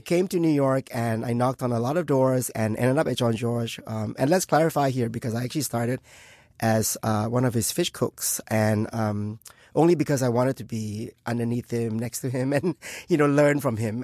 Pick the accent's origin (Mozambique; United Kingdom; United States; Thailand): Thailand; moved away; I was born in Thailand uh, in in, uh, in a Chinese family.